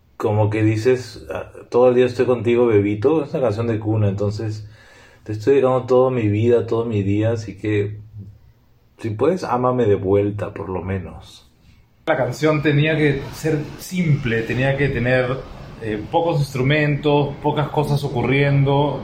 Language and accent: Spanish; Lima, Peru; somos de Perú, de Lima